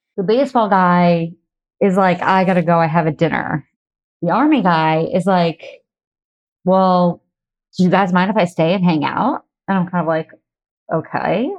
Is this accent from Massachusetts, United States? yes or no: yes; Massachusetts, United States; moved away as an adult; also born or lived in New York; I grew up in Massachusetts